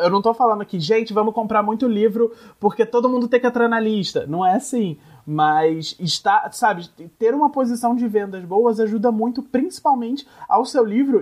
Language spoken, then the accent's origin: Portuguese; Nova Friburgo, Rio de Janeiro, Brazil; moved away; Friburgo, que é a minha cidade natal, que é uma cidade na região serrana do Rio